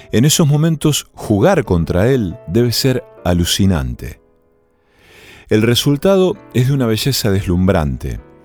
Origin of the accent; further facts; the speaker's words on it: Argentina; cuando empecé a jugar al tenis en mi pueblo natal, era la década del 80